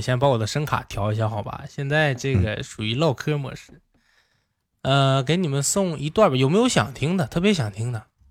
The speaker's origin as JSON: {"language": "Chinese", "town": "Baotou", "region": "Inner Mongolia", "country": "China", "said": "我家是内蒙古包头的"}